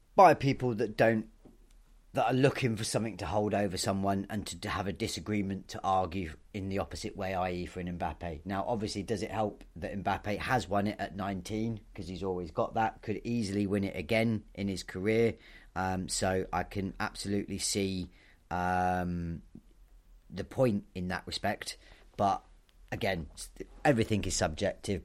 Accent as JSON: {"language": "English", "country": "United Kingdom", "tie": "born or raised there", "said": "Bournemouth, so just down the road from my hometown"}